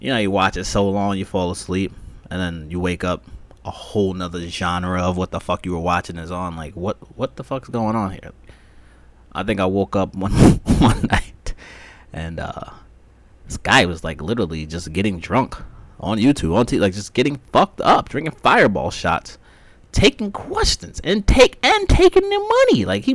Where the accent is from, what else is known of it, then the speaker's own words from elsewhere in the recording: Las Vegas, Nevada, United States; moved away; I'm from Vegas